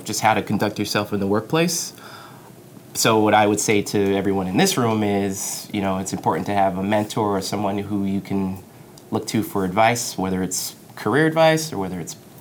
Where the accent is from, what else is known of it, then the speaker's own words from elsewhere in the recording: Roosevelt, New York, United States; I grew up in Long Island in a town called Roosevelt, which is in Nassau County.